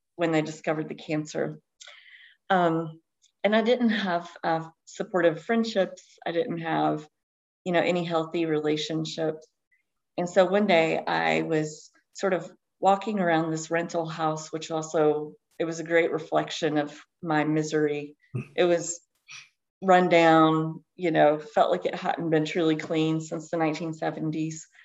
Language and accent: English; Eastern Kentucky, United States; I grew up in Eastern Kentucky. I live in Kentucky uh, now, still in Appalachia.